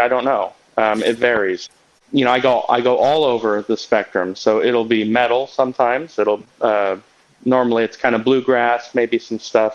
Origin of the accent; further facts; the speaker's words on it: Kansas City, United States; I'm from Kansas City